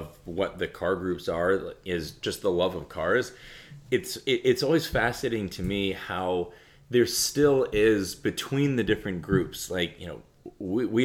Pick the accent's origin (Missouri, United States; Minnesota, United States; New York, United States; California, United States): California, United States; moved away as an adult; also born or lived in London; now in Minneapolis, United States; I grew up in California. I went to school in Berkeley